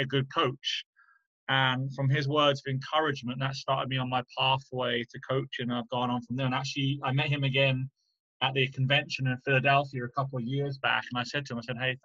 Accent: Chichester, South East England, United Kingdom; moved away; I'm from Chichester

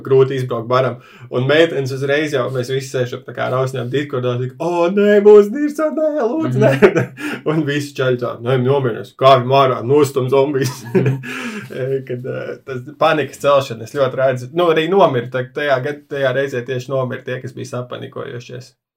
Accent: Riga, Latvia; es uzaugu mikrorajonā, Juglā, kur ir diezgan daudz krievu valodīgie.

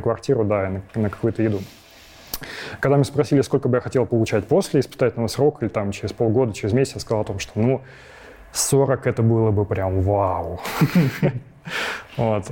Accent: Krasnogorsk, Moscow Oblast, Russia; also born or lived in Lyubertsy; я из Подмосковья. Вот, изначально родился я в городе Люберцы, но потом через какое-то время переехал в Красногорск. Вот, и живу сейчас тоже в Красногорске.

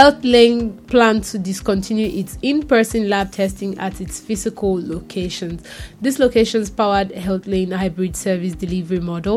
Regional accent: Nigeria; I'm Nigerian

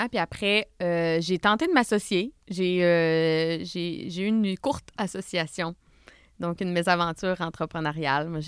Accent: Saint-Georges, Quebec, Canada; je viens de la Beauce, Saint-Georges-de-Beauce.

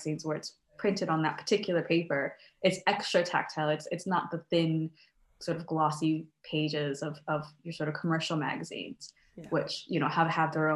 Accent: United States; now in Scotland, United Kingdom

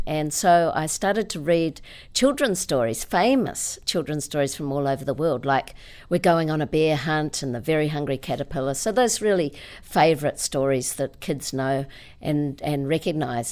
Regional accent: Auckland, New Zealand; I was born in Auckland

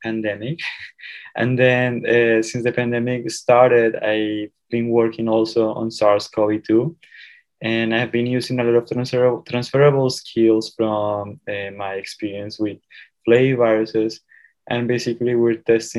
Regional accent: Colombia; moved away as an adult; now in Indiana, United States; I am originally from Colombia

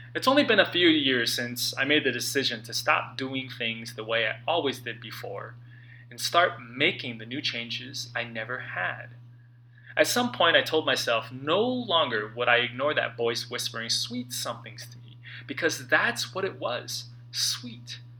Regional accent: St. Louis Park, Minnesota, United States; now in Los Angeles, United States; I was back in my hometown for the holidays, sitting at a table at Supermoon Buffet, an Asian, mostly Chinese food buffet in St. Louis Park, Minnesota.

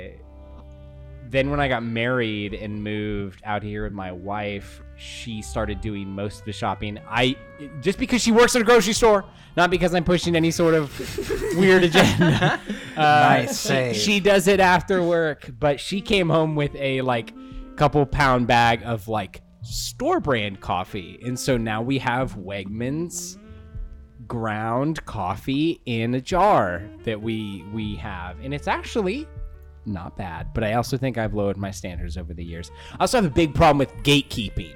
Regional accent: Portland, Oregon, United States; I'm from Portland. We all drank coffee in sixth grade

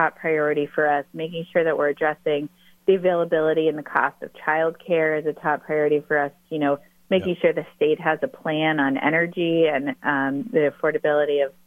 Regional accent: Stratham, New Hampshire, United States; also born or lived in Portsmouth, New Hampshire; I'm originally from Stratham

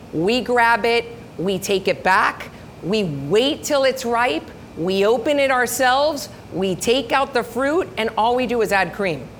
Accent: Miami, Florida, United States; we're Cuban. My, my parents are Cuban. My grandparents are Cuban. I was born here in Miami. I went to school. Um, actually, my first uh, school was a preschool right where the Marlin Stadium ah. is

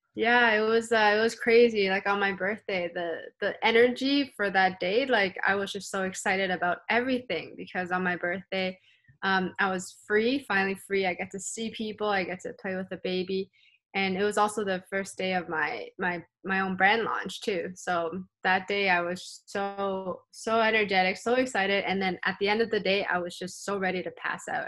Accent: Canada; also born or lived in Hong Kong; growing up in Canada

